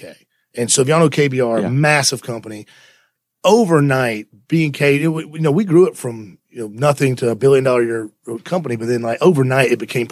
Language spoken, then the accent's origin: English; Alabama, United States; growing up in Alabama, you know, I grew up in construction